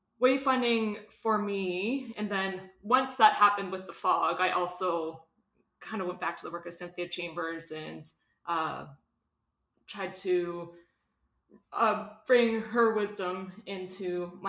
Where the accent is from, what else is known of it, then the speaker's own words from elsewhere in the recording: Canada; wayfinding as a Canadian non-Indigenous educator coming to learn about treaty and holism and kinship relationality